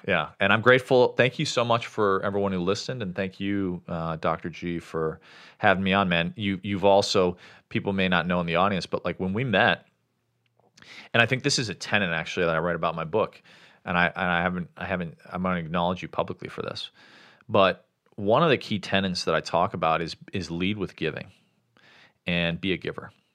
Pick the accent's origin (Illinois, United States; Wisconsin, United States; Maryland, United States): Illinois, United States; Chicago; moved away as an adult; also born or lived in Sri Lanka; where I grew up in Chicago